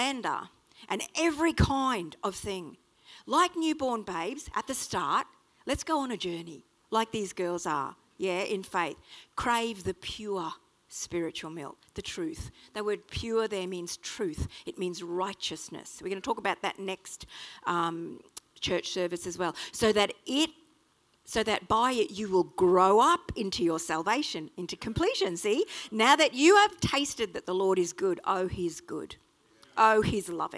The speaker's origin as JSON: {"language": "English", "country": "Australia", "accent": "Strine", "said": "sorry about my strine, but I am an Aussie"}